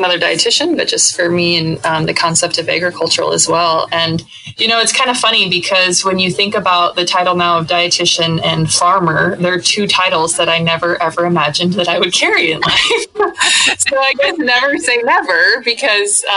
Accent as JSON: {"language": "English", "region": "Northwest Iowa", "country": "United States", "tie": "born or raised there", "moved": "as an adult", "said": "Being born and raised in Northwest Iowa"}